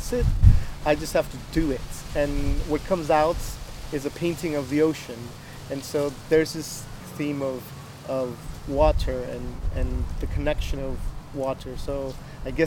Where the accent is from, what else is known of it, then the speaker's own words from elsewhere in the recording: Miami, Florida, United States; I'm from Miami, Florida